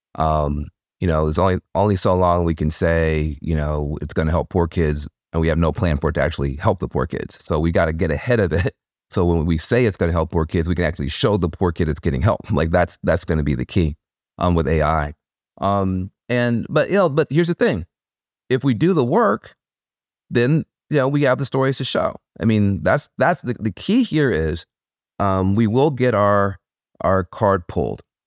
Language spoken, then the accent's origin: English; Jackson, Tennessee, United States; being from the edge of a small town in the middle of a red state